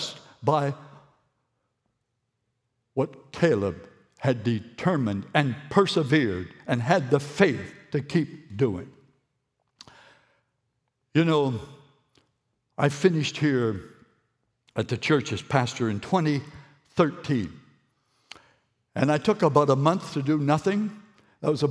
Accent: Moncton, New Brunswick, Canada; I've been brought up here

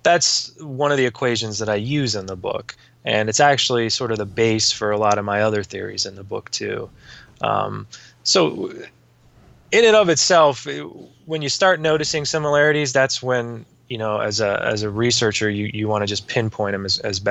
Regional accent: Youngstown, Ohio, United States; I grew up in Youngstown, Ohio

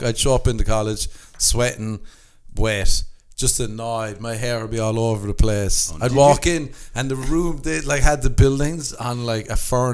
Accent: Ireland; moved away; growing up in Ireland.

